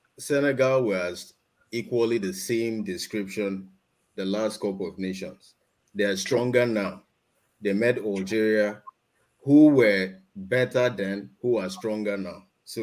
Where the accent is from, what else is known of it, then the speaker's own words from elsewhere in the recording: Nigeria; because I'm Nigerian.